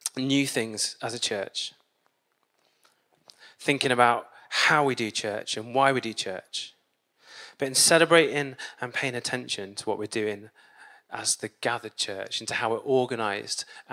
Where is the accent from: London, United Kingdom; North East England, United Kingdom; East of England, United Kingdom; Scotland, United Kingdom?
East of England, United Kingdom; Peterborough; now in Manchester, United Kingdom; I grew up in Peterborough